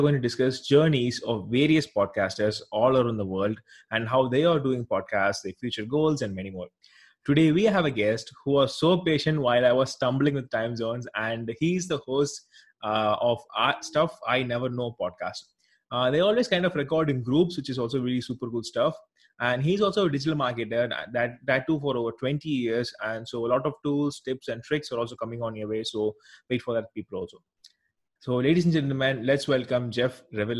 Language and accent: English; South India, India; I'm actually from India